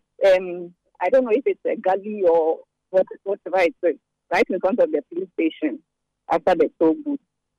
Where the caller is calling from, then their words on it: Sakumono/Kokrobite area, Greater Accra, Ghana; I'm calling from Cedar Cocobite.